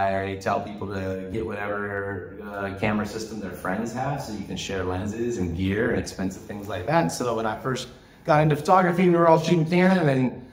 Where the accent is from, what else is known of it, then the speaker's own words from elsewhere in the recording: United States; moved away as an adult; also born or lived in Galiano Island, Canada; now in Canada; I'm an American. I'm a landed immigrant here in Canada. I've been living for 25 years.